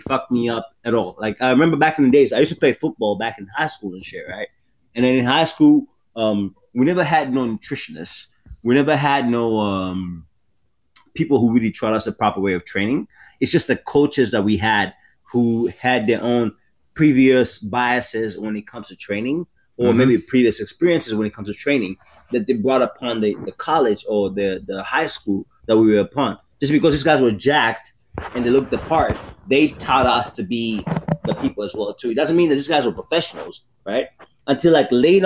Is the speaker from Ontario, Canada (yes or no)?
yes; Toronto, Ontario, Canada; also born or lived in Maryland; I'm from Canada. I'm from Toronto